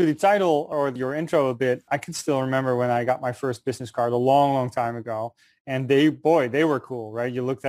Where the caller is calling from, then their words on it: New York City, New York, United States; I'm calling in from New York City. Warm New York City at the moment, a block away from Wall Street.